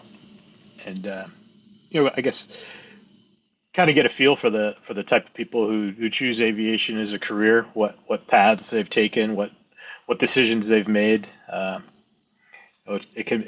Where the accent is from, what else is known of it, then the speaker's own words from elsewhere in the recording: Pacific Northwest, United States; moved away as an adult; also born or lived in Caribbean; now in New Hampshire, United States; So I'm a transplant here in New England. I'm originally from the Pacific Northwest.